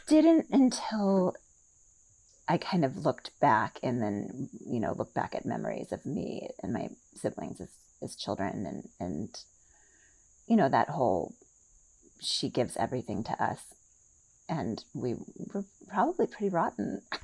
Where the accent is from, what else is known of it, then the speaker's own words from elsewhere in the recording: Milwaukee, Wisconsin, United States; also born or lived in Seattle / New Jersey; now in Sun City, United States; I was born in Milwaukee, Wisconsin